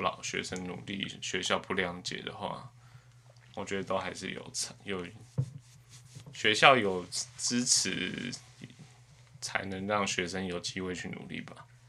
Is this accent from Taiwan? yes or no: yes; Taipei, Taiwan; 因为我从小在台北市长大